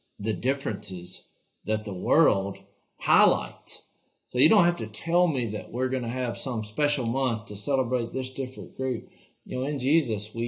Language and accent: English; Louisiana, United States; here's a family from Louisiana